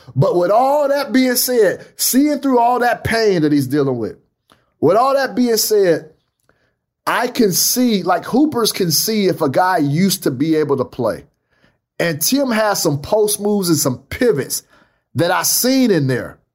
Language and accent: English; Fresno, California, United States; Fresno's my hometown. That's my town.